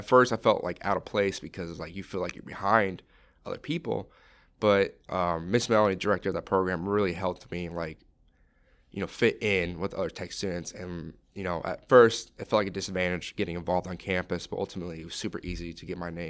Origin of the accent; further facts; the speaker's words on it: Oregon, United States; because I'm from Oregon